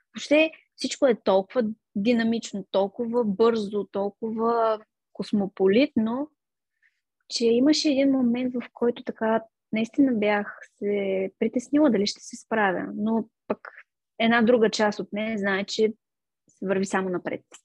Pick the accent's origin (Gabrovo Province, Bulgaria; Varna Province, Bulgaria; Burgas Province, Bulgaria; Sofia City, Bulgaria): Gabrovo Province, Bulgaria; Gabrovo; moved away as an adult; also born or lived in Veliko Tarnovo, Bulgaria; now in London, United Kingdom; аз съм отраснала в Габрово, на 19 години отидох в Търново